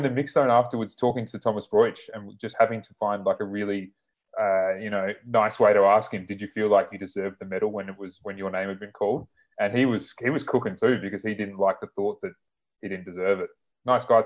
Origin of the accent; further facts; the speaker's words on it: South Australia, Australia; moved away; also born or lived in Queensland; I am South Australian